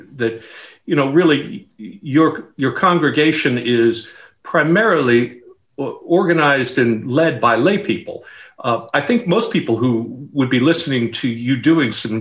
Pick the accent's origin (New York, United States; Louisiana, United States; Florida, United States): New York, United States; New York City; I grew up as in New York City as an evangelical Christian